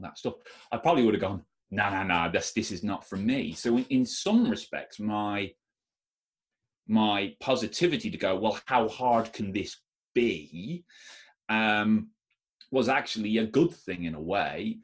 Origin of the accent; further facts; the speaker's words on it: Ireland; I am Irish